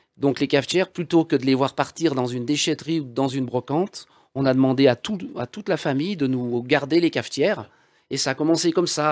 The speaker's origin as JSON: {"language": "French", "area": "Val d'Arly", "region": "Auvergne-Rhône-Alpes", "country": "France", "said": "Val d'Arly, d'où je suis issu"}